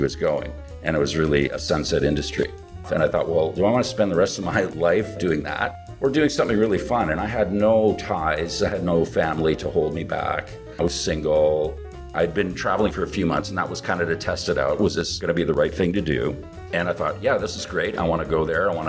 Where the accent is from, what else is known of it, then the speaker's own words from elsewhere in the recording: Vancouver, British Columbia, Canada; also born or lived in North Delta / Coquitlam; now in Vietnam; It's pretty nice growing up there. I mean, I lived in Vancouver mostly.